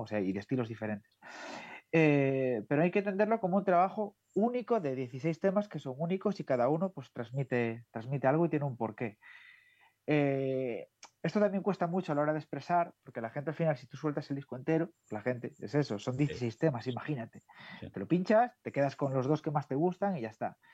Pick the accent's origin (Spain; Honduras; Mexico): Spain; Galicia; soy gallego